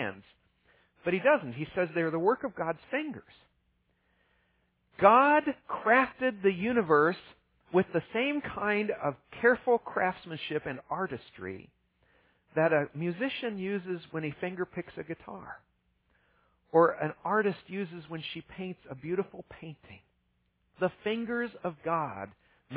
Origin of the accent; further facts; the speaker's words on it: Ohio, United States; I grew up in Ohio